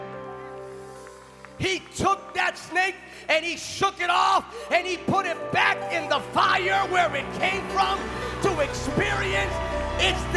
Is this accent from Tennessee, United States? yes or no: no; California, United States; I'm from California